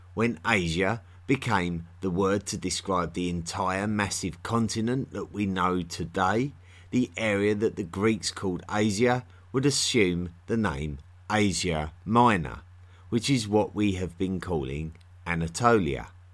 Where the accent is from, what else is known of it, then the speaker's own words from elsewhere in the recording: United Kingdom; accent: typical of the London area; I'm from near London in England. And, uh, that's, uh, my accent is typical of that area